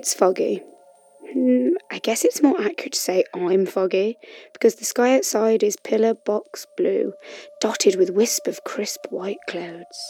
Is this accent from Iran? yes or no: no; West Bromwich, West Midlands, United Kingdom; moved away as an adult; also born or lived in Sheffield / Madrid; now in London, United Kingdom; I was born and raised in West Bromwich, you know, that place where Albion play